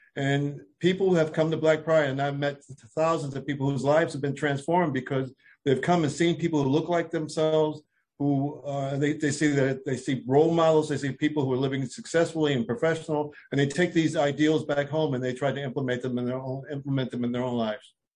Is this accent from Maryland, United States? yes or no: no; Philadelphia, Pennsylvania, United States; moved away as an adult; now in Washington, D.C., United States; I'm from Philadelphia area. I've been living in D.C. for over 25 years, but I'm from the Philadelphia area